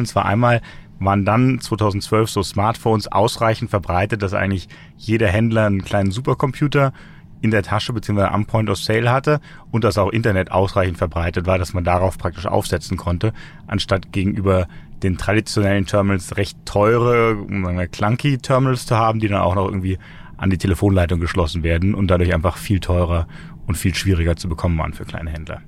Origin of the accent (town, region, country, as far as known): Germany; also born or lived in Frankfurt / Berlin